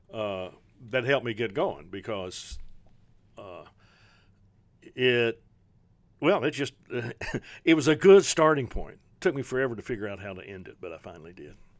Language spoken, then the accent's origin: English; Prestonsburg, Kentucky, United States; I'm, I'm from Eastern Kentucky, from Prestonsburg, uh, in Floyd County.